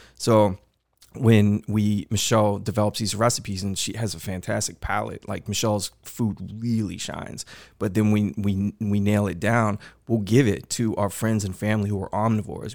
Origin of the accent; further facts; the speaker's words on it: Houston, Texas, United States; growing up in Houston my whole life